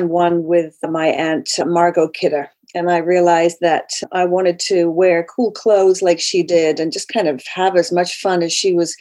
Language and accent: English; United Kingdom; moved away as an adult; also born or lived in Vancouver, Canada; I was raised in the United Kingdom.